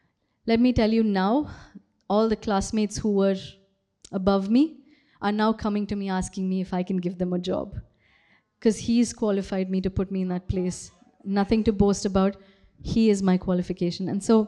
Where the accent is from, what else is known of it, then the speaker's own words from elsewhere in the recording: Kuwait; moved away; also born or lived in Bangalore, India; I was born in Kuwait, okay? And again, nothing special about Kuwait. I went to a very, very normal school, you know, had a very, very normal childhood, nothing special. And then I moved to India, moved to Bangalore.